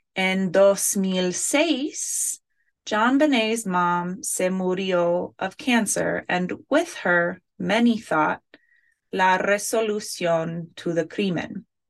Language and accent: English; Superior, Colorado, United States; my hometown of Superior, Colorado